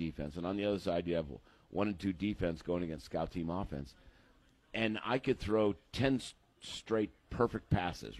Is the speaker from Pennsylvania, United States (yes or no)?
yes; Erie, Pennsylvania, United States; moved away as an adult; now in Granbury, United States; I grew up in Erie, Pennsylvania.